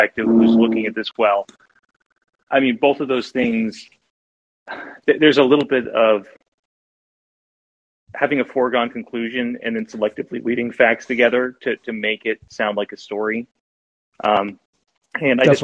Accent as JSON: {"language": "English", "region": "Pacific Northwest", "country": "United States", "said": "I'm from the Pacific Northwest"}